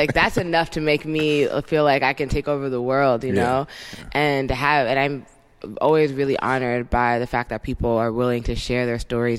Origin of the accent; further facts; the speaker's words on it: Somerset County, New Jersey, United States; moved away as an adult; also born or lived in Washington, D.C. / Harlem, New York City / San Francisco Bay Area; I grew up in New Jersey.